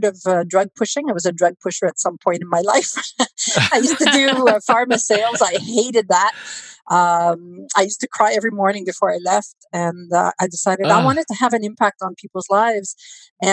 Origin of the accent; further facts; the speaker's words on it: Canada; We're Canadian